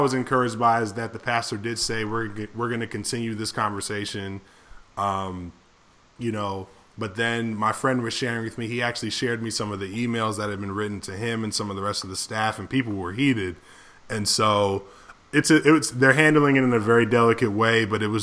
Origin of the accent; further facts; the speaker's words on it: Berrien Springs, Michigan, United States; my experience growing up in Andrews